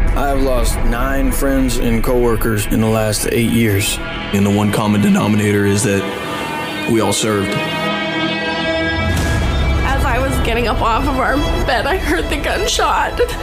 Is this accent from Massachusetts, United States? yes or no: yes; Ashburnham, Massachusetts, United States; I grew up on Sunset Lake in Ashburnham, Massachusetts.